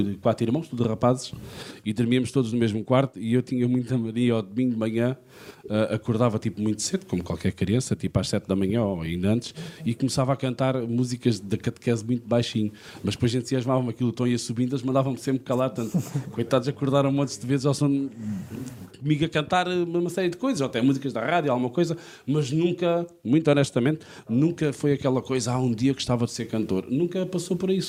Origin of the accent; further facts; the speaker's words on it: Faro, Algarve, Portugal; nasci em Faro, fui criado em Faro e gosto muito de ser farense.